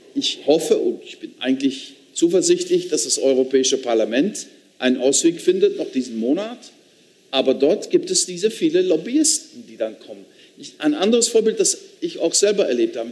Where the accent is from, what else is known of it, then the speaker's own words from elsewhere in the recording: Limburg, Netherlands; accent: Limburgish; German is a second language; moved away; mein Dialekt gesprochen hat aus meiner Region, Limburgisch.